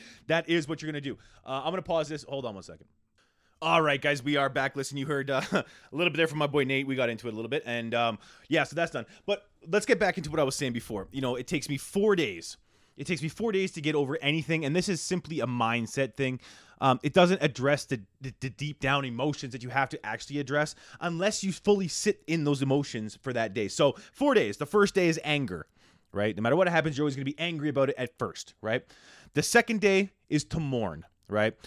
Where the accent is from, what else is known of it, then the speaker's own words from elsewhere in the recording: Canada; how Canadian I am